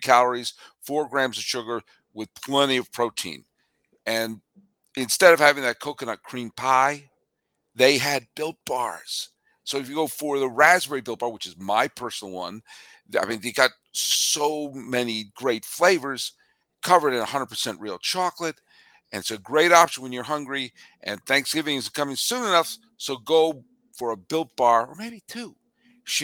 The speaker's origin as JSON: {"language": "English", "region": "Massachusetts", "country": "United States", "tie": "born or raised there", "said": "I grew up in Massachusetts, and that's right nearby Plymouth Plantation"}